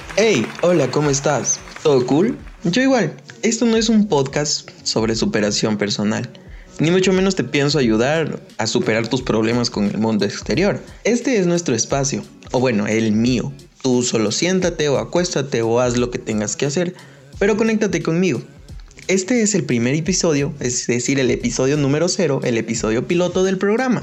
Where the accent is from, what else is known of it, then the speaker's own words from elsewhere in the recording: Ecuador; mi país, Ecuador.